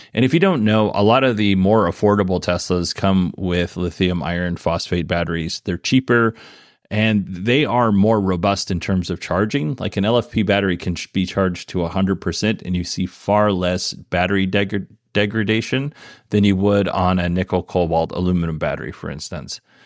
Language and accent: English; Alaska, United States; moved away; also born or lived in Idaho; the community that I grew up in, in Alaska.